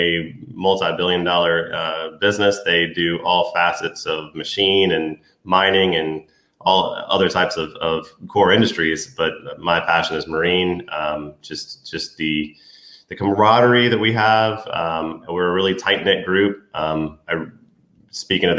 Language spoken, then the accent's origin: English; Eastern North Carolina, United States; also born or lived in Virginia; So I'm from Eastern North Carolina. Some people call it the Outer Banks. So growing up around the water